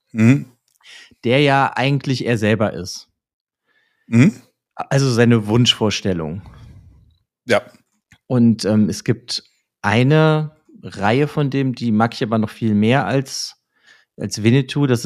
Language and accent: German; Germany; als Deutscher